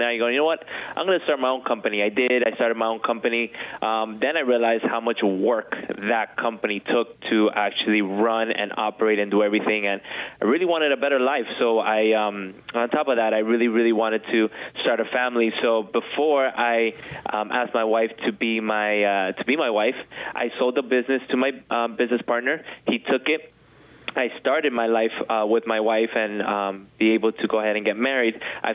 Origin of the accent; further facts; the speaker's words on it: Miami, Florida, United States; I was born and raised here in Miami